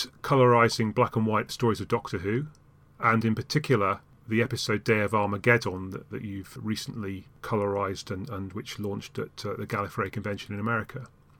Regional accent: Yorkshire and the Humber, United Kingdom; I was brought up in Yorkshire

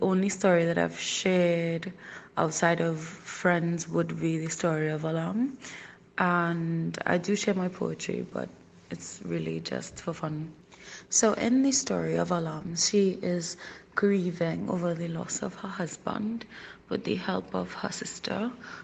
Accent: Trinidad & Tobago; I'm from the Twin Island Republic of Trinidad and Tobago, and that's in the Caribbean.

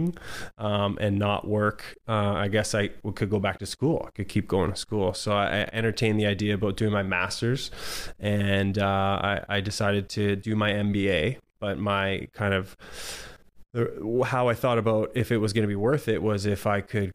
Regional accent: St. Catharines, Ontario, Canada; moved away as an adult; also born or lived in Welland, Ontario / Hawaii; I grew up in Ontario, St. Catharines in Welland, Ontario

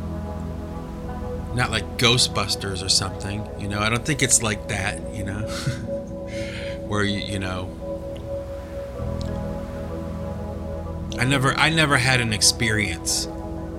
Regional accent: Cleveland, Ohio, United States; now in New England, United States; I was born and raised in Cleveland, Ohio

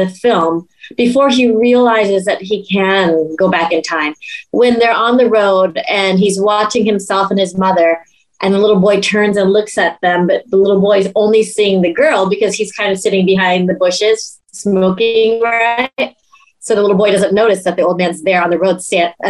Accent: Laos; in Laos, because we don't really have professional actors in that regard

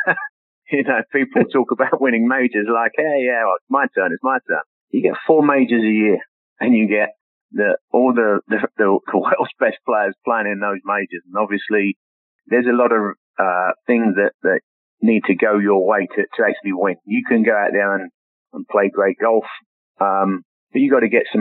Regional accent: England, United Kingdom; moved away; that was one of the few pictures, golf pictures, that I brought over me when I, I came over from England

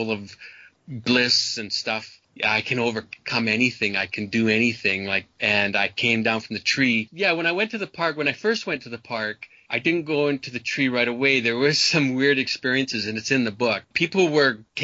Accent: Canada; I was brought up in Canada

